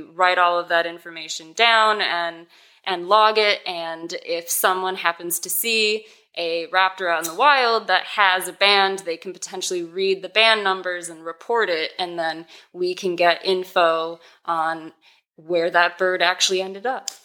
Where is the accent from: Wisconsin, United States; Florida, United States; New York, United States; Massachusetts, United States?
Wisconsin, United States; Racine; born or raised there; moved away as an adult; also born or lived in Oklahoma